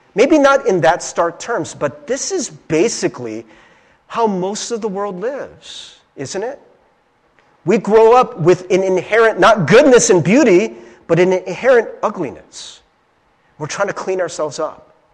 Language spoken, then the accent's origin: English; Cincinnati, Ohio, United States; I grew up in Cincinnati, Ohio in, in a small town